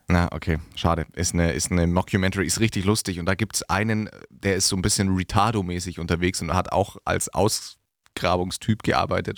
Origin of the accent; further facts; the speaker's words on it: Diedorf, Bavaria, Germany; in meinem Heimatdorf, Diedorf